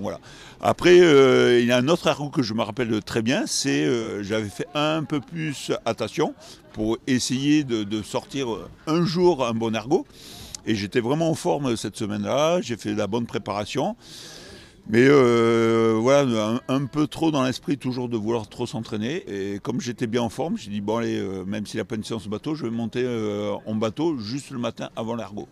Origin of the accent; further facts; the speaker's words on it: Nouvelle-Aquitaine, France; also born or lived in Bergerac / Bordeaux; on, vit dans une très belle région, gastronomique aussi, viticole